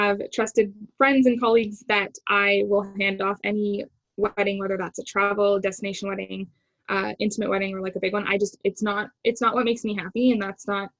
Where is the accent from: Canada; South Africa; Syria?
Canada; Toronto, Ontario; moved away as an adult; also born or lived in Vancouver; I'm from Toronto, naturally born and raised. My whole family is here